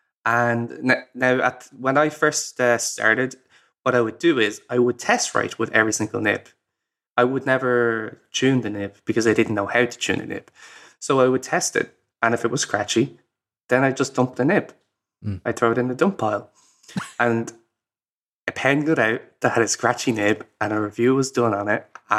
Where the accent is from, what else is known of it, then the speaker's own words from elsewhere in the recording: Ireland; So, I'm Irish. And I'm very proud of it.